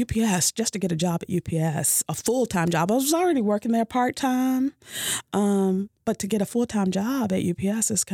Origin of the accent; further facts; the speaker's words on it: Louisville, Kentucky, United States; moved away as an adult; now in Owensboro, United States; I am from Louisville. I am the youngest of five